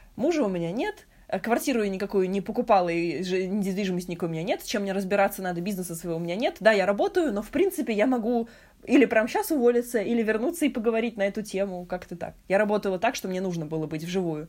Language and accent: Russian; Moscow, Russia; moved away as an adult; now in Istanbul, Turkey; Originally from Moscow